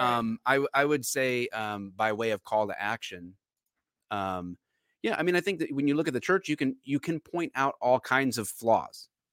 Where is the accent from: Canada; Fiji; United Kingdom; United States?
United States; Detroit, Michigan; I'm from the Metro Detroit area